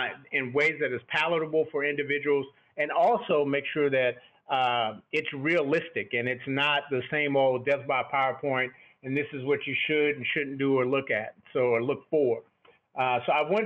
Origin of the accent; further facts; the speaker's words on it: Texas, United States; growing up in Texas, I have affinity for football